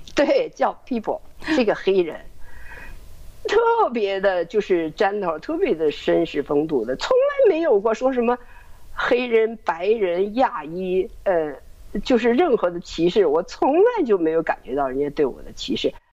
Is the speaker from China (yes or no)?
yes; China; now in United States; 这个美国人看不见，我们中国人看得太清楚了。